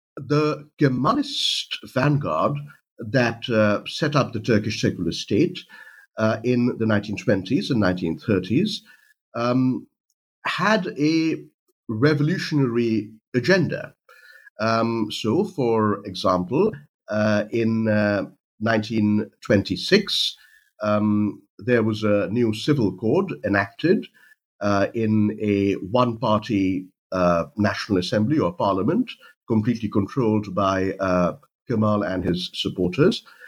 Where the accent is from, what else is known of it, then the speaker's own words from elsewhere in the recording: India; moved away; I'm from India uh, originally